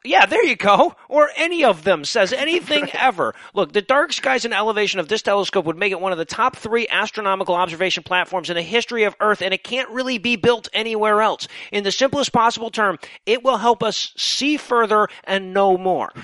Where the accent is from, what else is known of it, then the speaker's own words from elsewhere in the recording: United States; I'm American.